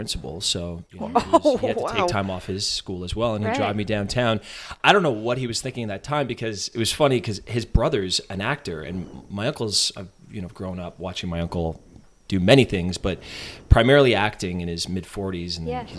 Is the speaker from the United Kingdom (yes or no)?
no; Canada; I know I'm Canadian.